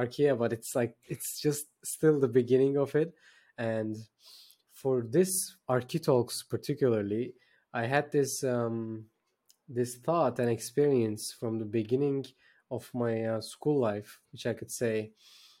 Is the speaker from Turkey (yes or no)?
yes; Turkey; I'm based in Turkey, by the way. I'm from Turkey.